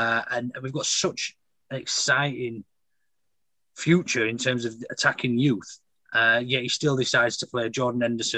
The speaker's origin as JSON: {"language": "English", "region": "England", "country": "United Kingdom", "said": "being an English fan and an Englishman."}